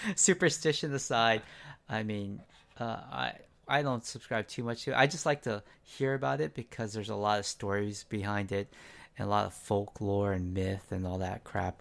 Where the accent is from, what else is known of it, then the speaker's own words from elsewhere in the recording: San Diego, California, United States; also born or lived in Gardena; I grew up mostly in San Diego